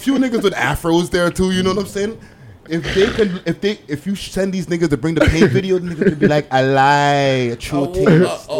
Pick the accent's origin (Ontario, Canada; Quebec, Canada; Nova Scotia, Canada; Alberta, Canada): Quebec, Canada; Montreal; first language English; now in Toronto, Canada; I grew up in Montreal, right?